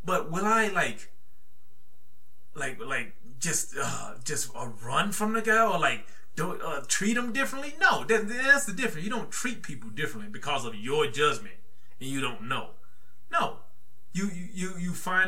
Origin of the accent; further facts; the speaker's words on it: the South, United States; I'm from the South